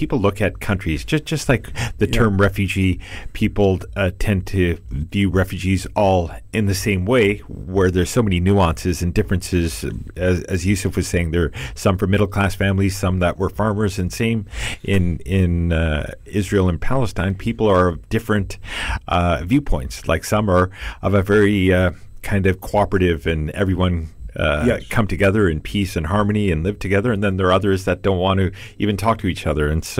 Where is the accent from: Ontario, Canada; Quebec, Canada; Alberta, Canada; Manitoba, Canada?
Ontario, Canada; Oakville; moved away; to being a Canadian Jew. I was born actually not far from the city of your birth. I was born in Oakville, Ontario.